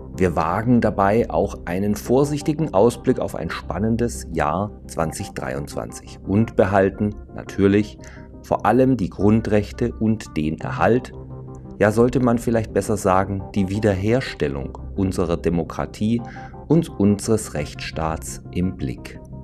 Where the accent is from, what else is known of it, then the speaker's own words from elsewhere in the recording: Ulm, Baden-Württemberg, Germany; meine Heimatstadt Ulm